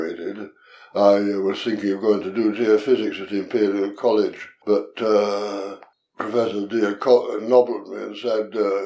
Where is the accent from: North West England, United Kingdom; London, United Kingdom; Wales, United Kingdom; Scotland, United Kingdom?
North West England, United Kingdom; Kendal; moved away; also born or lived in Copenhagen; born in Kendal in the north of England, in what in that time was the county of Westmorland. And it's on the edge of the Lake District National Park and the Yorkshire Dales National Park. So I spend a lot of time out of doors as a youngster.